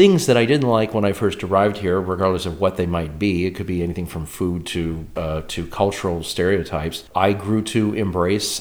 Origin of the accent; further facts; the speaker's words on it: United States; now in Czech Republic; I live in the Czech Republic as an American.